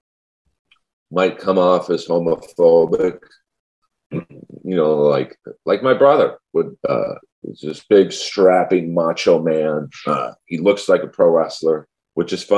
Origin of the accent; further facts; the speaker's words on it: Los Angeles, California, United States; I was raised in Bel Air